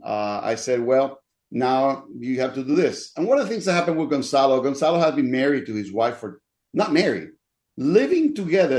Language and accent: English; Dominican Republic; also born or lived in Denver / Minneapolis; now in Mesa, United States; I was born in the Dominican Republic